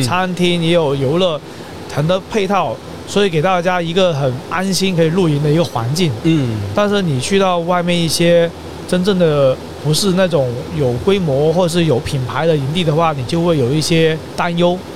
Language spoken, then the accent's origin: Chinese; Guangdong, China; 其实我们华南这边就是广东这边